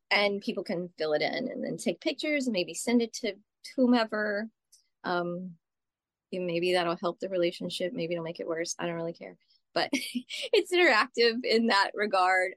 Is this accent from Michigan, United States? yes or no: no; Texas, United States; moved away as an adult; now in New York, United States; I grew up in Texas